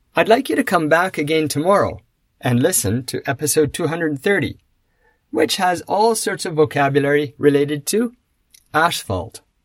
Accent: Canada; I come from North America, Canada in particular

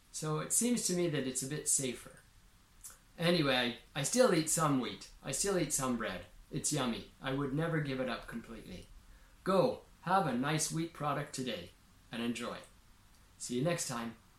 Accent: Saskatchewan, Canada; I grew up in Saskatchewan, in Canada

